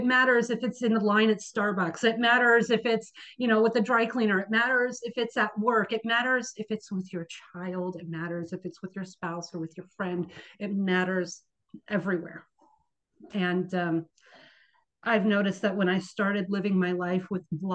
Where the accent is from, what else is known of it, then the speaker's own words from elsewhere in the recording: Bay Area, California, United States; moved away as an adult; now in Seattle, United States; I actually born and raised in the Bay Area, California.